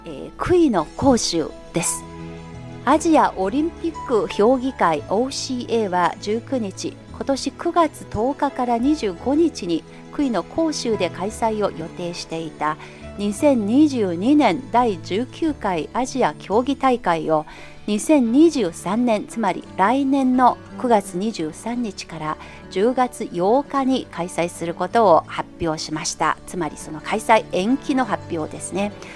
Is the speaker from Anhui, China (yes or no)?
yes; Anhui, China; now in Beijing, China; 私のふるさとの安徽省では立秋すぎればあんまりスイカ食べなくなる